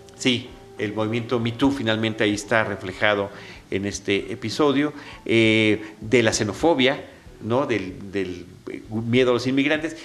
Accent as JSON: {"language": "Spanish", "country": "Mexico", "said": "uno como mexicano, mexica"}